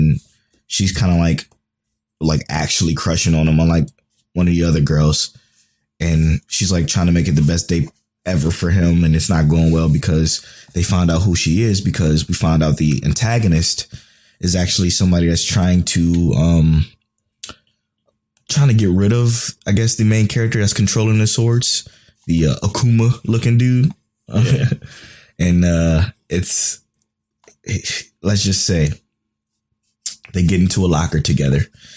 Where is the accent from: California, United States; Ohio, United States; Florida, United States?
Ohio, United States; Cleveland; we're from Cleveland.